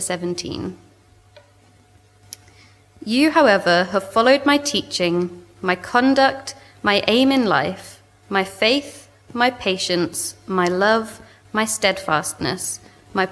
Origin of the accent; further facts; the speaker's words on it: South East England, United Kingdom; moved away as an adult; now in Swansea, United Kingdom; You can probably tell from my accent, I'm originally from southeast England. I grew up near London.